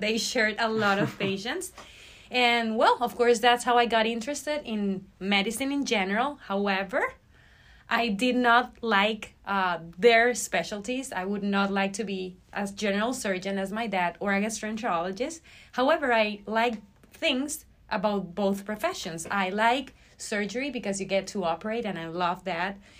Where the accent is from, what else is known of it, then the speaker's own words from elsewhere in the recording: Barquisimeto, Lara, Venezuela; moved away as an adult; now in United States; I graduated from med school in Venezuela, in my hometown Barquisimeto, back in 2018